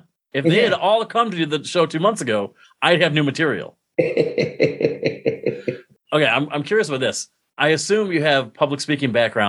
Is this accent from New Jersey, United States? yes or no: no; Binghamton, New York, United States; also born or lived in Mansfield, Pennsylvania; in my hometown newspaper in Binghamton